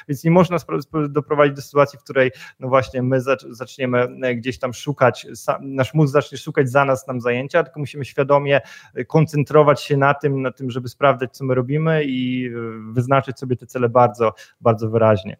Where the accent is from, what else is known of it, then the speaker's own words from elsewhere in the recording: Poland; moved away as an adult; also born or lived in Gdańsk; pochodzę i wychowałem się w miejscowości, która ma tam powiedzmy ponad 20 tysięcy mieszkańców, więc powiedzmy jestem z małego miasteczka